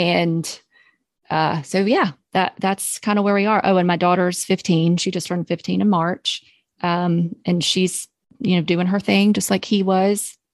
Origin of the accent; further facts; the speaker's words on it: Charlotte, North Carolina, United States; I'm from Charlotte. I grew up here